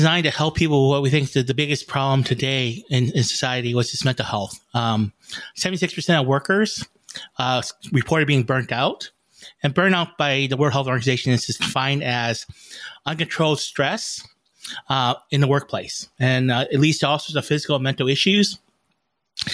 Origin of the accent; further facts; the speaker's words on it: Vietnam; now in United States; I'm an immigrant from Vietnam.